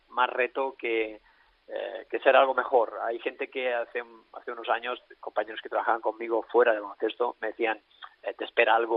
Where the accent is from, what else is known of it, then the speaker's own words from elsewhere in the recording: Alella, Catalonia, Spain; entrenar aquí en mi pueblo, en Alella, entraré en mi pueblo, en Alella.